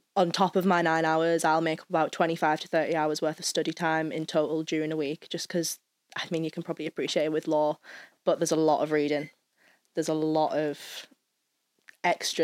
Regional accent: Redcar, North East England, United Kingdom; moved away as an adult; now in Belfast, United Kingdom; I'm from the northeast of England, so about an hour out of Newcastle, a little tiny town called Redcar. That's where I'm from.

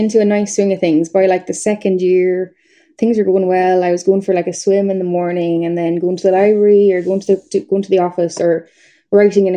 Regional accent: Nenagh, Tipperary, Ireland; moved away as an adult; now in Belfast, United Kingdom; my hometown where I'm from, it's Nina in Tipperary, and it's a small town.

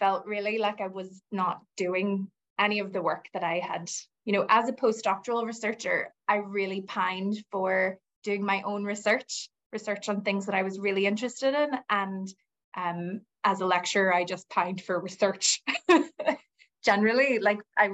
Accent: United States; moved away as an adult; now in Northern Ireland, United Kingdom; when I moved here, I'm American, and when I moved here 20 years ago

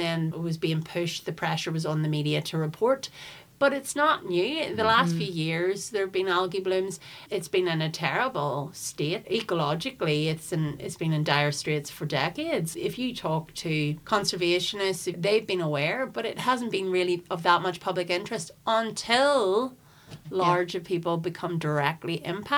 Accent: Cookstown, Northern Ireland, United Kingdom; also born or lived in Belfast; I'm in my 40s, I'm 45. I was born in Royal Victoria. Both my parents are from Belfast. And I grew up, though, in Tyrone, and just outside of Cookstown.

